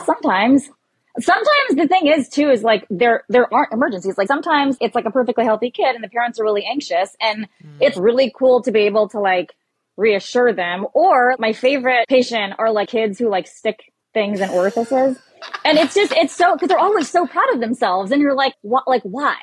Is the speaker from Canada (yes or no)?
yes; Canada; moved away as an adult; now in New York, United States; I'm Canadian